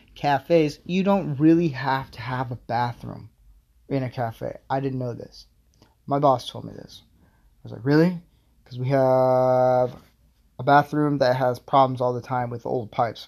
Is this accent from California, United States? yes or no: no; Florida, United States; moved away